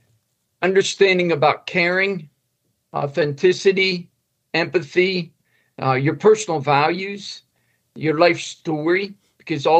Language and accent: English; Indiana, Pennsylvania, United States; moved away as an adult; I grew up in Indiana, Pennsylvania, small county in Pennsylvania, probably about 2 hours west of Pittsburgh, Pennsylvania